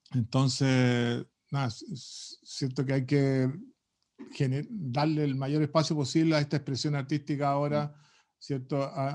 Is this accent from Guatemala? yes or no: no; Chile; ese mundo distinto que tenemos los chilenos